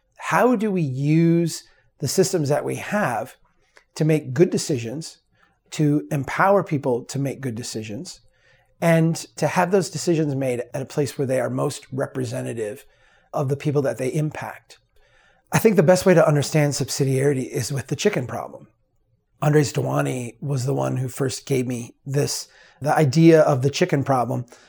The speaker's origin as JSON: {"language": "English", "town": "Brainerd", "region": "Minnesota", "country": "United States", "tie": "born or raised there", "said": "the city of Brainerd. my hometown, the, the city that, uh, I grew up in."}